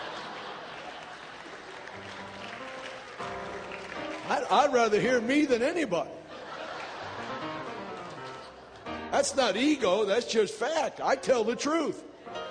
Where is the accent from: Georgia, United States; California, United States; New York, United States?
New York, United States; New York City; I was born and raised in New York City